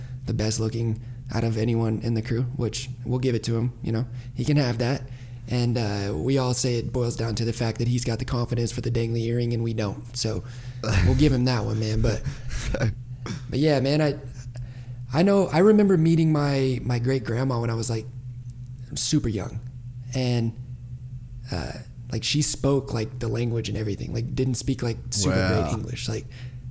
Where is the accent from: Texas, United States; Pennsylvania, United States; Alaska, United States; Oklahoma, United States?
Oklahoma, United States; I grew up in Oklahoma